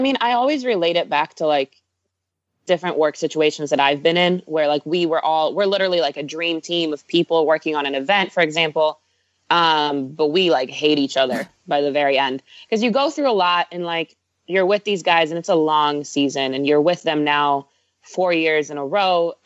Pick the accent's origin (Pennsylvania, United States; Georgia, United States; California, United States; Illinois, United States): California, United States; Bay Area; also born or lived in Israel; I grew up in the Bay Area